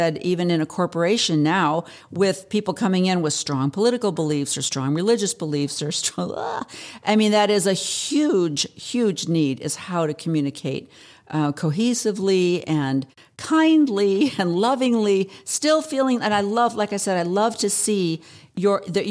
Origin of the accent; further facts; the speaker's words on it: Pacific Northwest, United States; moved away as an adult; also born or lived in Oregon; now in Arizona, United States; I'm from the Pacific Northwest